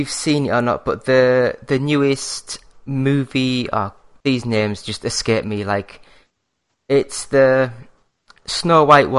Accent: Yorkshire and the Humber, United Kingdom; now in Glasgow, United Kingdom; Well, like, I mean, I'm from North Yorkshire in England. But I've actually moved up to Scotland anyway, so I'm actually living in Glasgow now.

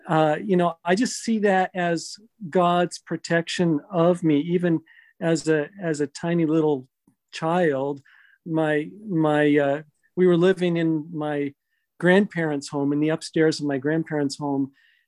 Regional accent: Massachusetts, United States; born there; No, I was born in Massachusetts.

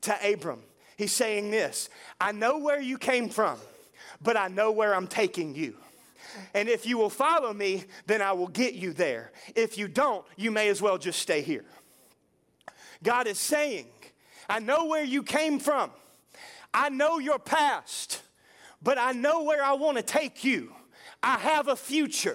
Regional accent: United States; I was born in the USA, I am a citizen of America

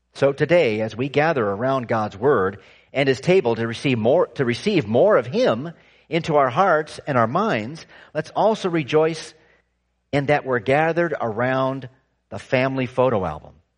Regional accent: California, United States; I was growing up in California

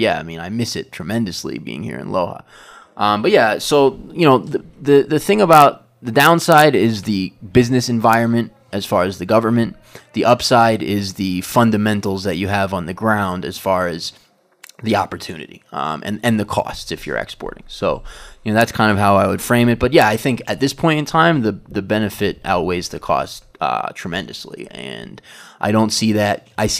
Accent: New York, United States; now in Ecuador; I come from New York. You know, I was in New York for many years, kind of a pizza snob.

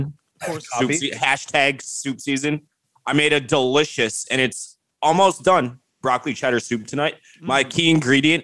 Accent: Wheaton, Illinois, United States; So Elm Street is Elm Street, Wheaton, Illinois, which is where I'm from.

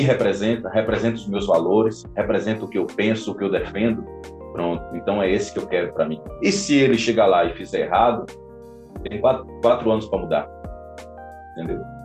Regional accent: Amargosa, Bahia, Brazil; now in Porto, Portugal; a cidade de Amargosa, é, é minha cidade

